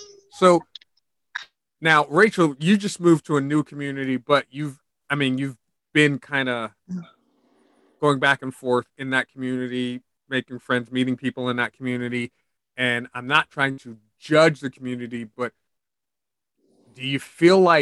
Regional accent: New York City, New York, United States; I grew up in New York City

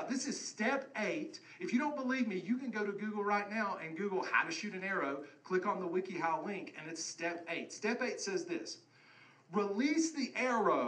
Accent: West Virginia, United States; growing up in West Virginia

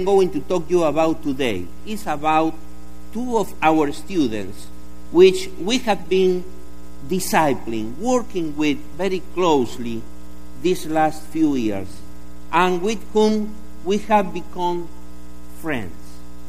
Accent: Argentina; with the excuse that we are from Argentina, like Jorge, we invited them to eat at our house.

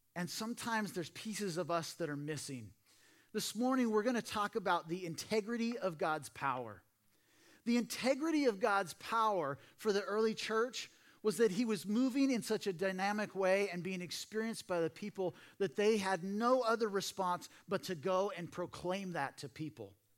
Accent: Portland, Oregon, United States; now in Simi Valley, United States; I grew up in Portland, Oregon

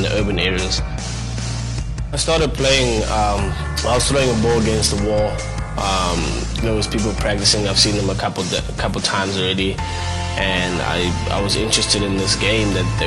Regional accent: South Africa; now in United States; Growing up in South Africa was it was fun

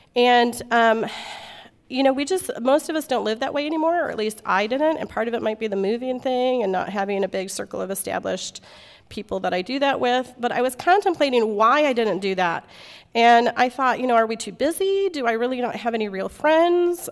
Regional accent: Midwest, United States; moved away as an adult; also born or lived in Alaska; I grew up in the Midwest where, like, people bring you food for everything

